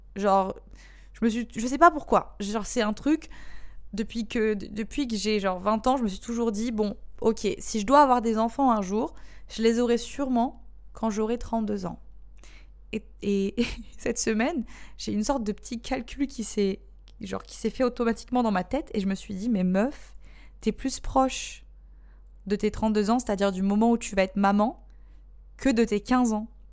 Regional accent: Marseille, Provence-Alpes-Côte d'Azur, France; moved away as an adult; also born or lived in Bali, Indonesia; now in Indonesia; je suis marseillaise

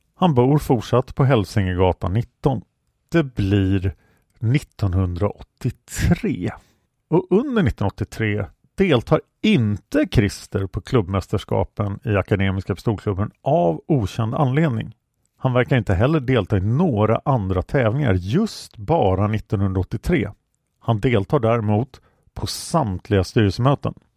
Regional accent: Stockholm, Stockholm County, Sweden; jag växte upp på Kungsholmen

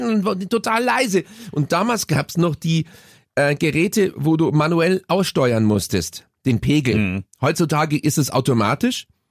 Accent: Munich, Bavaria, Germany; Bei uns in Bogenhausen

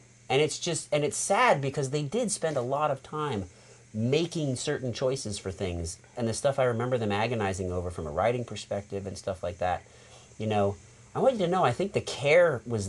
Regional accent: United States; Even growing up in America

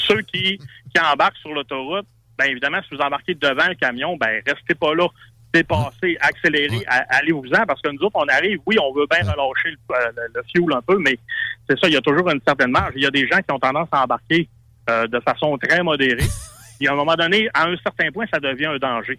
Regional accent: Saguenay, Quebec, Canada; Moi, je viens du Saguenay, donc c'est l'hiver longtemps

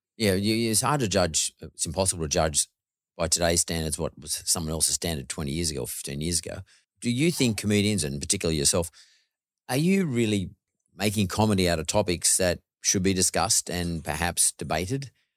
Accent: Australia; My dad's Greek and my mother's Irish, but, but I'm born here. I'm a first, I'm first generation Aussie, so I'm pretty Aussie.

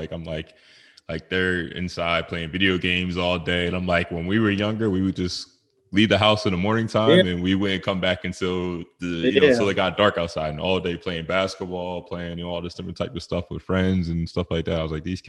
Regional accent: United States; growing up in the U.S.

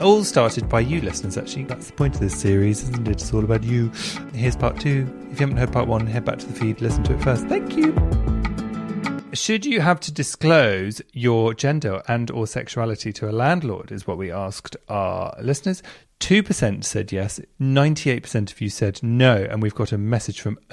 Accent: London, United Kingdom; Southwest London. It's where I grew up around there

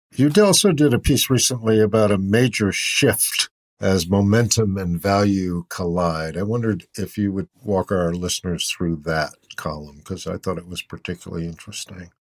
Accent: Boston, Massachusetts, United States; I grew up in Boston, and it's just transformed from my youth

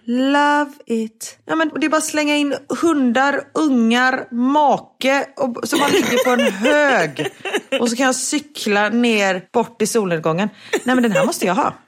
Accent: Sweden; moved away

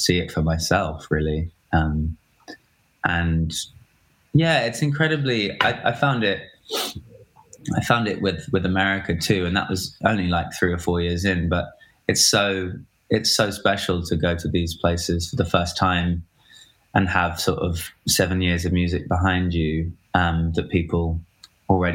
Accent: United Kingdom; I'm British

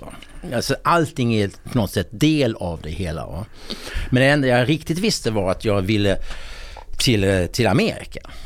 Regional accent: Helsingborg, Skåne, Sweden; now in Bjäre Peninsula, Sweden; Jag är från nordvästra Skåne

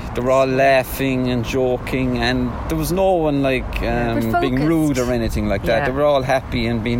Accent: Bandon, Munster, Ireland; I'm from Bendon normally

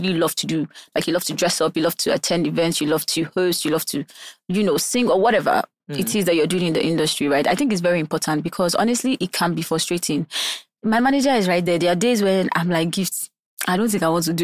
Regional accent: Taraba, Nigeria; also born or lived in Abuja, Nigeria; now in Lagos, Nigeria; Taraba, but I moved from Abuja. I used to live in Abuja

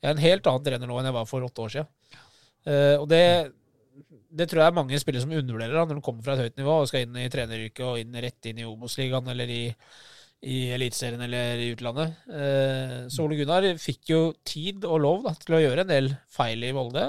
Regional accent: Oslo, Norway; siden jeg er fra Groruddalen og Lindeberg

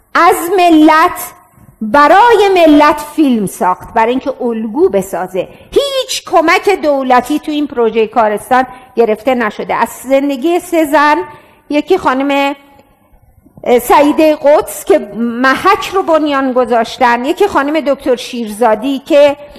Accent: Iran; also born or lived in France / Gilan / Rasht / Talesh; مهم نیست کجاش زندگی میکنم ولی مهم اینه که ایرانیم

